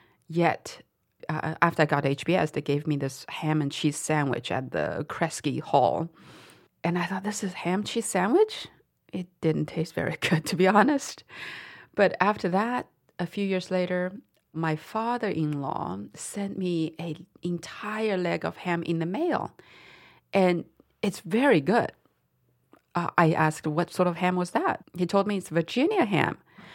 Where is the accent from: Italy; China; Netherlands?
China; Dali, Yunnan; moved away; What a wacky way to see my hometown, I thought.